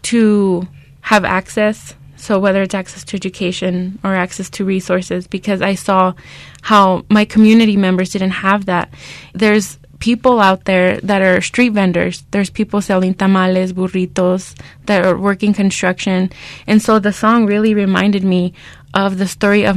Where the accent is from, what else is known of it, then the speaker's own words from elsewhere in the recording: Arizona, United States; growing up in Arizona during the reign of Joe Arpaio